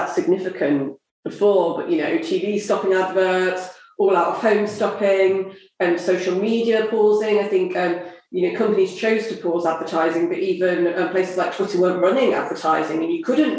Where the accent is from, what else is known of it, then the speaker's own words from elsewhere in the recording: southern England, United Kingdom; accent: southern; my southern accent